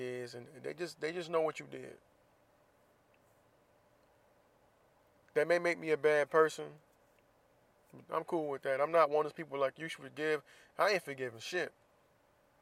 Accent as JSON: {"language": "English", "region": "Florida", "country": "United States", "said": "I'm from Florida, so people know I'm from Florida"}